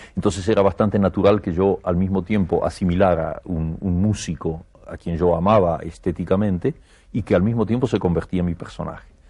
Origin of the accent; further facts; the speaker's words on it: Argentina; moved away as an adult; also born or lived in Barcelona, Spain; now in Paris, France; yo estoy muy contento de ser argentino